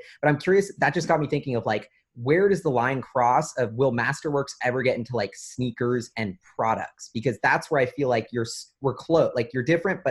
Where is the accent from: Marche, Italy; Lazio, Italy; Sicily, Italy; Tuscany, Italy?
Lazio, Italy; Rome; Like, I'm from Rome, and like, I go back to Rome